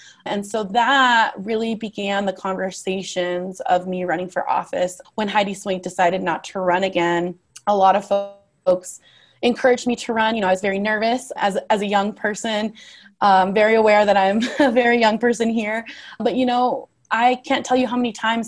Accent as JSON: {"language": "English", "town": "Las Vegas", "region": "Nevada", "country": "United States", "tie": "born or raised there", "also_born_or_lived": "Southern California", "said": "I'm a Las Vegas native. I was born in Southern California. However, I've lived in Las Vegas since I was like 1 year old"}